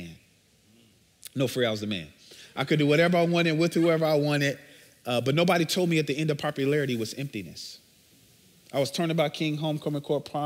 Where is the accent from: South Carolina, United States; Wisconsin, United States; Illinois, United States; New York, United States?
Illinois, United States; Chicago; So I'm originally from Chicago, born and bred. I grew up on the south side